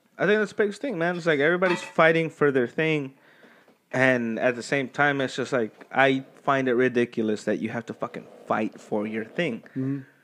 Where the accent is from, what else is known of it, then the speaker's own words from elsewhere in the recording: United States; I'm fucking American.